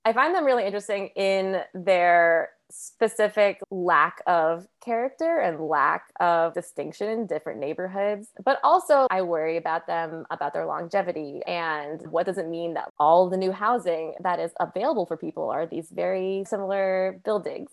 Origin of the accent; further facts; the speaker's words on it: New Haven, Connecticut, United States; moved away as an adult; now in Philadelphia, United States; I grew up in New Haven